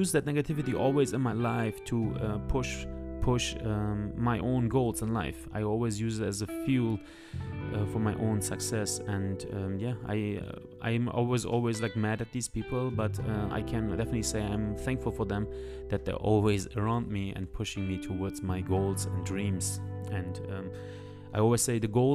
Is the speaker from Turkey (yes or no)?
yes; Turkey; English is a second language; moved away; also born or lived in Germany; I born in Germany, but I grew up later on in Turkey